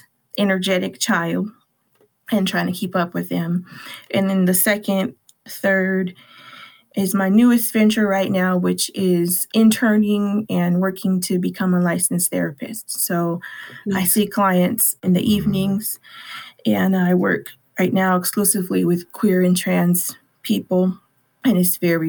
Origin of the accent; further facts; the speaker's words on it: Los Angeles, California, United States; I was born and raised in Watts, California, which is in Southern California.